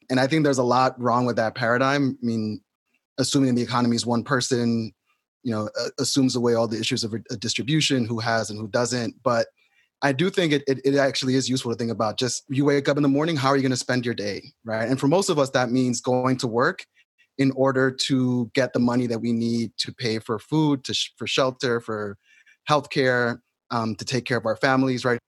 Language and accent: English; New York City, New York, United States; I grew up in New York City